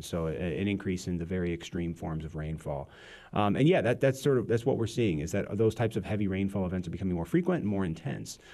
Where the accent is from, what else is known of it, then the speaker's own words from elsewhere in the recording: Peoria, Illinois, United States; I grew up in the Peoria area